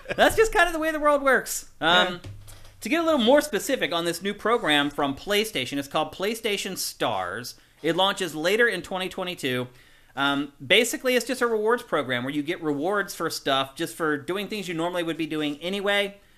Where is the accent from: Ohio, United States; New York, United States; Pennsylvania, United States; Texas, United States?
Pennsylvania, United States; Carlisle; moved away; I'm from Carlisle.